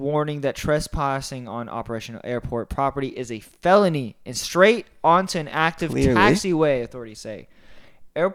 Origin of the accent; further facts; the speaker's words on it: St. Petersburg, Florida, United States; I was born in St. Pete, sadly.